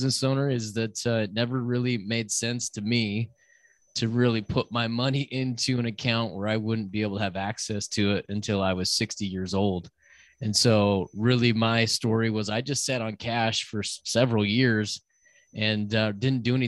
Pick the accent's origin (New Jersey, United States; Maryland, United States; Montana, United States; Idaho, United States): Idaho, United States; North; moved away as an adult; now in Las Vegas, United States; I grew up in North Idaho, moved to the big city of Las Vegas about 16, 17 years ago